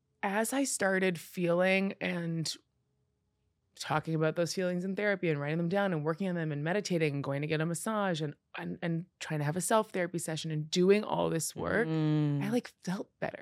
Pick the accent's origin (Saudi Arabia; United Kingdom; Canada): Canada; I'm Canadian.